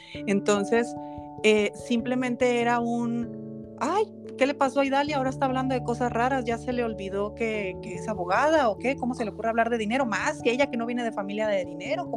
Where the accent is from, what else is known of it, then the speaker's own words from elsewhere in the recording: Ciudad Obregón, Sonora, Mexico; now in Guadalajara, Mexico; yo me fui a Ciudad Obregón, que fue mi, es mi ciudad donde yo eh, me crié, y en Sonora